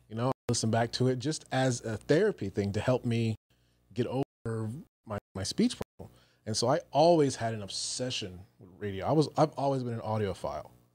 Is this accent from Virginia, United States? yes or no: yes; Newport News, Virginia, United States; moved away; I'm originally from Virginia, Newport News, Virginia